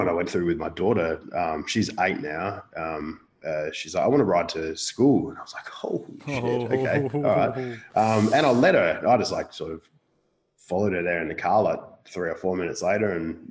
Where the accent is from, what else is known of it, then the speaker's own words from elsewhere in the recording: Perth, Western Australia, Australia; I grew up on the northern coastal suburbs of Perth, and I still reside in the northern coastal suburbs of Perth.